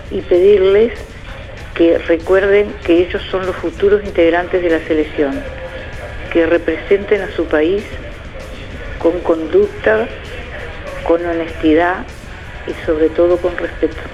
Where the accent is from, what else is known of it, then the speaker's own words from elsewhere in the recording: Uruguay; así somos los uruguayos en todos lados, que estamos desparramados.